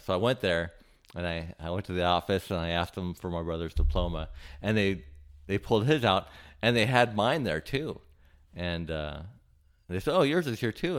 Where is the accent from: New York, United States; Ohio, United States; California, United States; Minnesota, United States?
California, United States; Santa Barbara; moved away as an adult; also born or lived in Hawaii / Cayman Islands; now in Cleveland, United States; I grew up in Santa Barbara, California